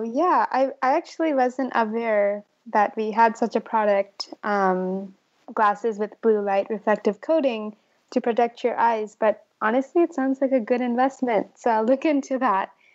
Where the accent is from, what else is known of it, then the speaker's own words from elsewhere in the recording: Dublin, California, United States; I'm actually from Dublin, California, and it's not as red